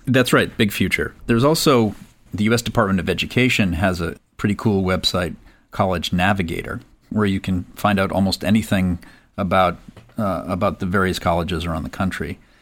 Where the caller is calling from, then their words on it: Boston, Massachusetts, United States; I'm calling from Boston, Massachusetts